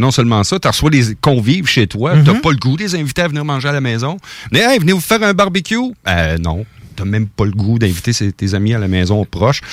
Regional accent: Portneuf region, Quebec, Canada; je suis natif de la région de Portneuf

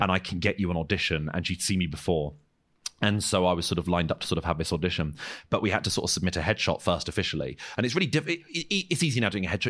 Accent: Croydon, London, United Kingdom; I'm from Croydon and not from a posh background, I, I have this stupid accent

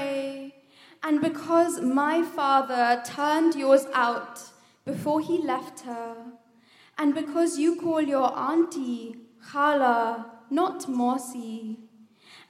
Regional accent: India; I am Indian

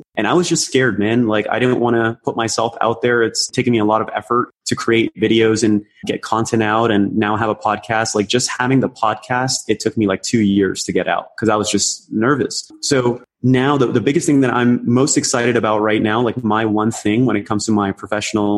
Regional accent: Toronto, Ontario, Canada; also born or lived in Karachi, Pakistan; I came to Canada, specifically in Toronto, when I was 7

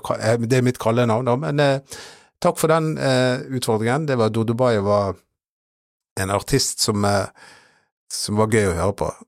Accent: Norway; jeg er norsk

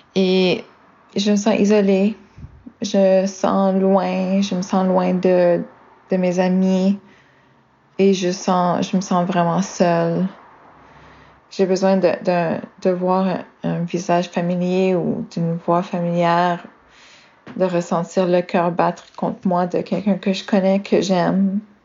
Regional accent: Canada; je suis une Canadienne qui est maintenant à Melbourne, en Australie, pour faire un voyage.

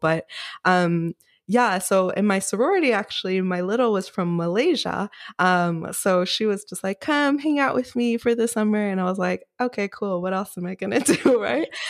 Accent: New York City, New York, United States; also born or lived in Rockland County, New York / California; I grew up in Queens, New York

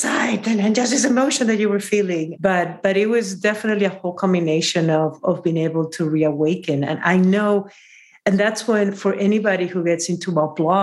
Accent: Peru; from Peru

